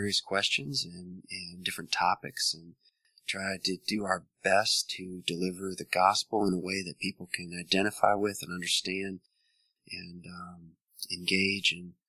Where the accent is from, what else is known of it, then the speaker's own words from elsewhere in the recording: Missouri, United States; born there; also born or lived in Montana, United States / Wisconsin, United States; now in Richmond, United States; And so I was born in Missouri.